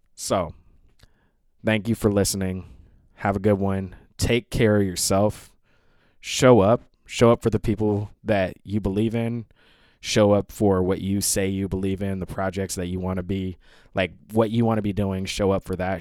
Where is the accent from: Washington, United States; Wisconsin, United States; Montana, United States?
Washington, United States; Seattle; moved away; also born or lived in Bushwick, New York; I'm in Seattle, Washington. It's my final night here. This is my hometown.